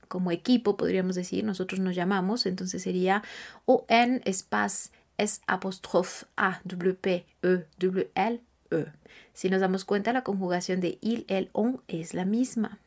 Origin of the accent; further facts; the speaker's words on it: Mexico; yo soy mexicana